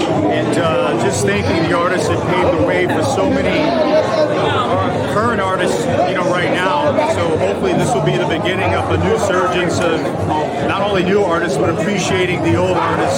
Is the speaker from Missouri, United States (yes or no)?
yes; Kansas City, Missouri, United States; moved away as an adult; now in Chicago, United States; I'm Chicago. I'm actually originally from Kansas City, Missouri.